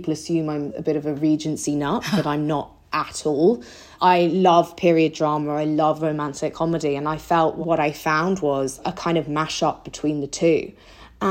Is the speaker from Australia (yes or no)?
no; England, United Kingdom; moved away as an adult; now in Los Angeles, United States; I'm from England, obviously. Hopefully I still have my accent intact